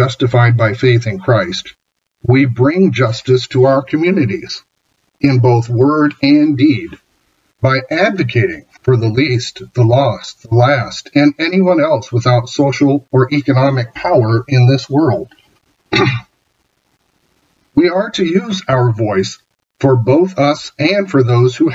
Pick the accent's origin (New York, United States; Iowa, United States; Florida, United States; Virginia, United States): Iowa, United States; I'm from Iowa after all